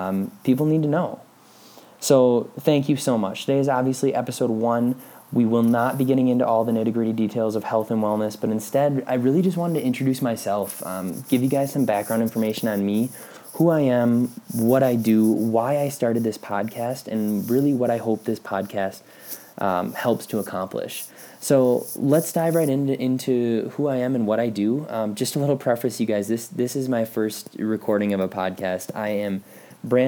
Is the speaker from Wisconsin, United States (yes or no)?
yes; Pulaski, Wisconsin, United States; moved away as an adult; also born or lived in La Crosse, Wisconsin; now in Colorado Springs, United States; I grew up just north of Green Bay, Wisconsin in a small town called Pulaski